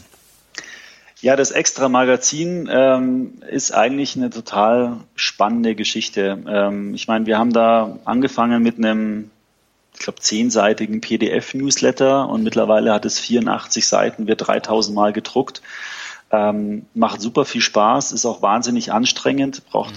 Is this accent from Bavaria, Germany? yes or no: yes; Munich, Bavaria, Germany; also born or lived in Frankfurt; Wir sitzen in München, äh, relativ zentral ähm, und ist meine Heimat